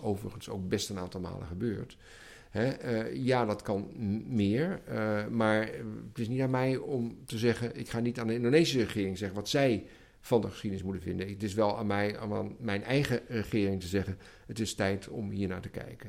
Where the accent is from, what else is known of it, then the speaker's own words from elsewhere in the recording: Netherlands; ons als Nederlander